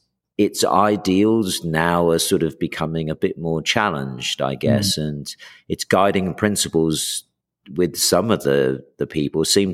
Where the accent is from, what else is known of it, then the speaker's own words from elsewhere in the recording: United States; moved away; also born or lived in Texas / New York / England; I grew up in New York and Texas.